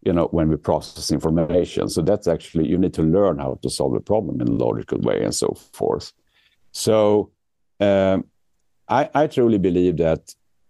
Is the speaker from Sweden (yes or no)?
yes; Sweden; moved away as an adult; now in New York, United States; I'm actually born and raised in Sweden, but I moved here to the US about 10 years ago. I live in New York